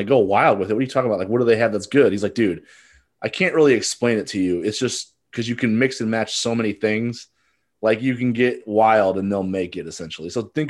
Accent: Midwest, United States; So I'm from the Midwest, but I had a lot of family, you know, eastward.

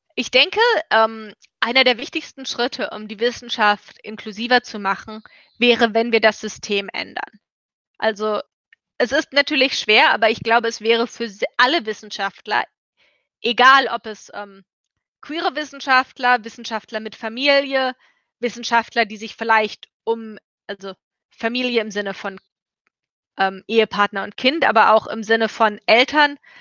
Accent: Germany; ich bin aus Deutschland, ich habe einen europäischen Pass

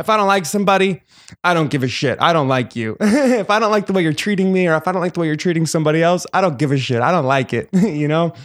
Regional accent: New Jersey, United States; moved away as an adult; also born or lived in New York City; now in Los Angeles, United States; I am from Jersey

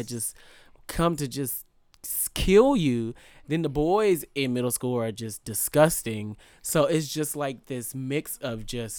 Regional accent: Vallejo, California, United States; I'm from Vallejo.

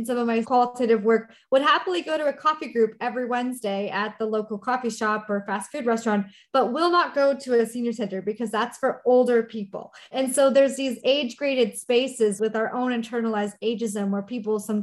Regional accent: Canada; moved away as an adult; now in Minneapolis, United States; I'm Canadian

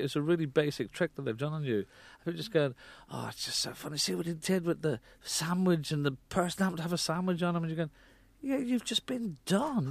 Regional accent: Ireland; moved away; I was brought up in Ireland

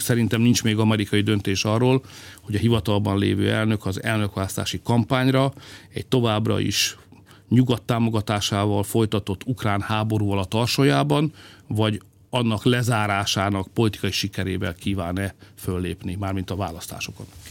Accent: Hungary; magyarok vagyunk

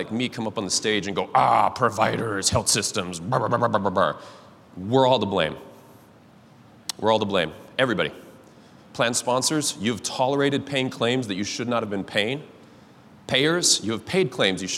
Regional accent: Cascade, Idaho, United States; I'm from Cascade, Idaho, if anyone's ever been there, small town up in the mountains

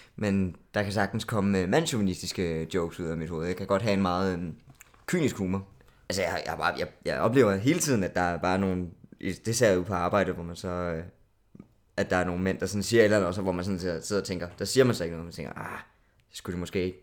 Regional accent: South Funen, Southern Denmark, Denmark; moved away as an adult; now in Copenhagen, Denmark; jeg er fra Sydfyn. Øhm, så jeg er flyttet til København

